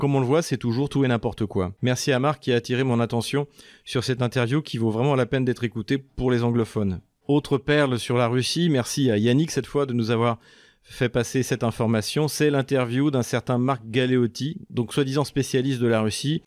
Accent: France; en tant que Français

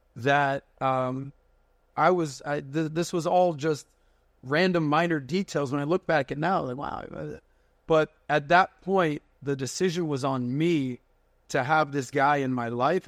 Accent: Miami, Florida, United States; born and raised in Miami

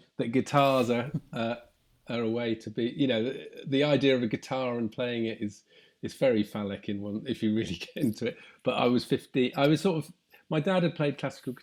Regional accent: Somerset, South West England, United Kingdom; I grew up in Somerset

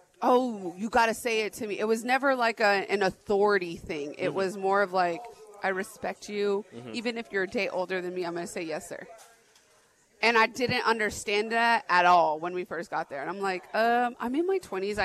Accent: the West, Arizona, United States; moved away as an adult; also born or lived in Mississippi; I grew up on the West Coast, right? Not mm-hmm. West Coast, but on the West.

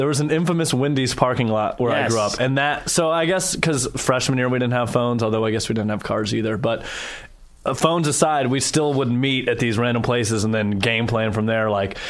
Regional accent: Belle Meade, Tennessee, United States; born or raised there; moved away

